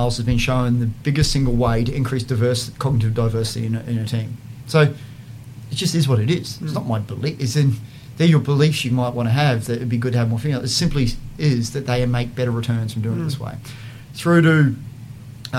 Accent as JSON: {"language": "English", "region": "Queensland", "country": "Australia", "tie": "born or raised there", "also_born_or_lived": "Boston / London", "said": "I grew up in Queensland"}